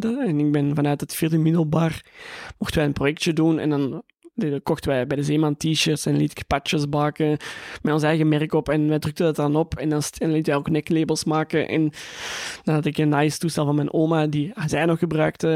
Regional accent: Antwerp, Flanders, Belgium; Ik ben geboren in Tora in Antwerpen.

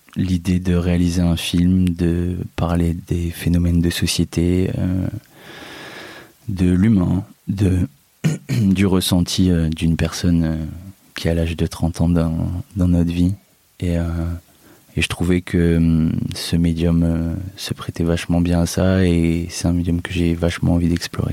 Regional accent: Amiens, Hauts-de-France, France; moved away as an adult; now in Marseille, France; c'est là-bas que je suis né, que j'ai fait mes études

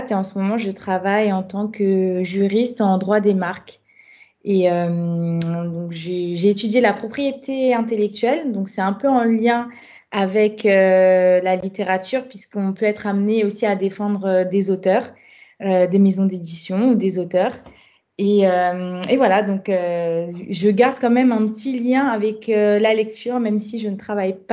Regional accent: Guadeloupe, France; moved away as an adult; now in Paris, France; je suis guadeloupéenne. Euh, donc, ça fait à peu près sept ans que je vis à Paris maintenant. Donc, j'ai j'étais en Guadeloupe pendant assez longtemps puisque j'ai fait ma licence de droit là-bas.

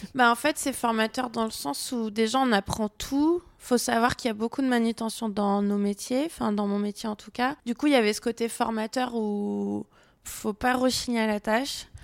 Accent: near Avignon, Provence-Alpes-Côte d'Azur, France; moved away as an adult; now in Lyon, France; je suis originaire près d'Avignon

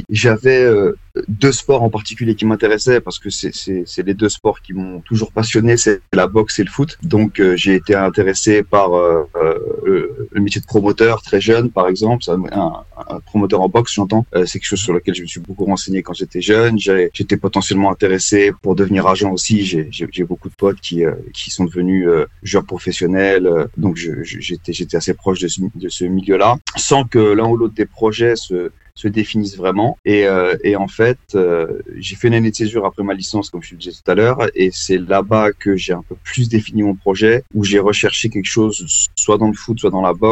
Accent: Val-d'Oise, Île-de-France, France; moved away; also born or lived in London; originaire du Val d'Oise, d'une ville qui s'appelle qui s'appelle Erani, dans l'agglomération la, de Cergy. Donc, je viens de, je viens de Paris

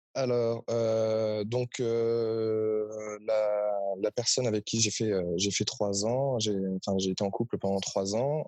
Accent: Paris, Île-de-France, France; je suis de Paris

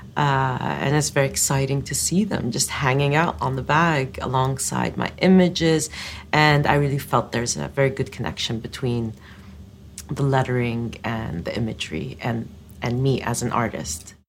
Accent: Eastern Province, Saudi Arabia; growing up in the Eastern Province, we used to go out in spring to collect desert roses

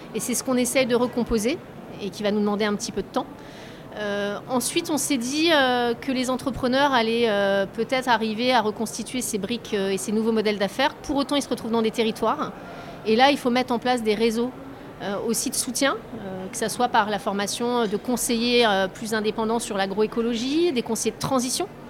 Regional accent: Deux-Sèvres, Nouvelle-Aquitaine, France; moved away as an adult; je viens d'un tout petit village des Deux-Sèvres

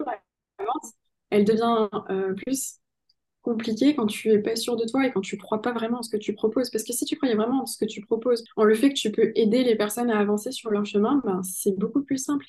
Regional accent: Pau, Nouvelle-Aquitaine, France; je suis née à Pau, donc euh, oui, c'est le pays

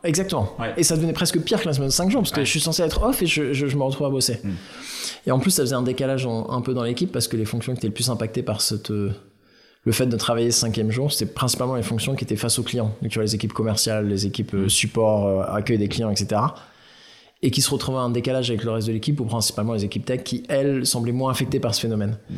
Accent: Aix-en-Provence, Provence-Alpes-Côte d'Azur, France; now in Paris, France; j'ai grandi à Aix

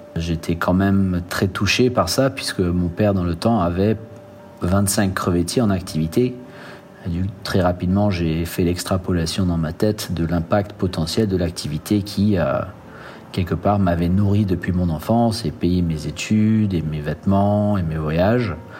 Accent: French Guiana; En grandissant en Guyane

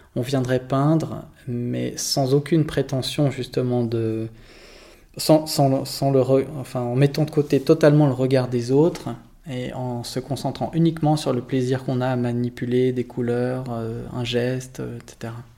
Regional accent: Lausanne, Vaud, Switzerland; j'ai grandi à Lausanne

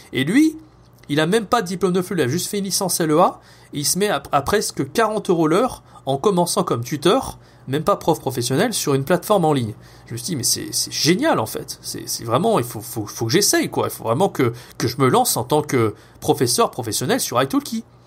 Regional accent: France; first language French; also born or lived in Montpellier; je suis rentré en France au moment du Covid

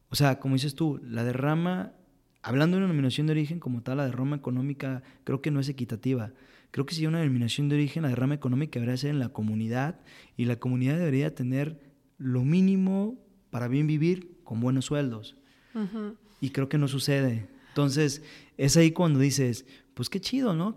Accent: Mexico; como mexicanos

